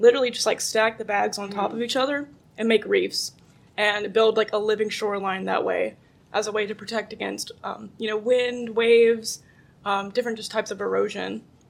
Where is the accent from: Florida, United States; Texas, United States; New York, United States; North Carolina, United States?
North Carolina, United States; I'm from North Carolina. So in North Carolina, we do a lot of living shoreline work with oysters.